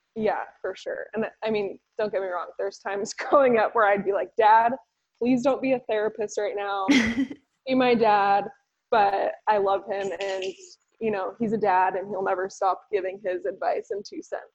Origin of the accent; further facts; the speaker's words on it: San Diego, California, United States; moved away; also born or lived in Boise; I grew up in San Diego